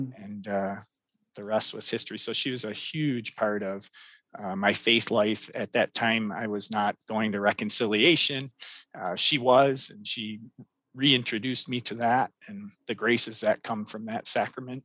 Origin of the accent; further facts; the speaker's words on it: Royal Oak, Michigan, United States; I grew up in Royal Oak, Michigan